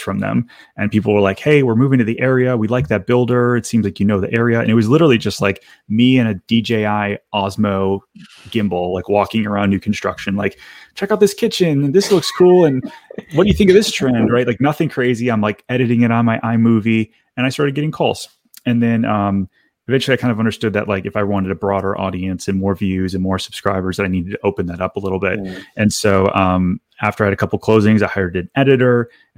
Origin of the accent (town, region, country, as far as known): Detroit, Michigan, United States; moved away as an adult